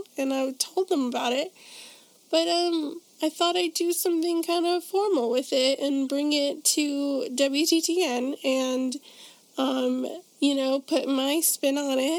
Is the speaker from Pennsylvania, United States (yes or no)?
no; Chicago, Illinois, United States; my hometown of Chicago, Illinois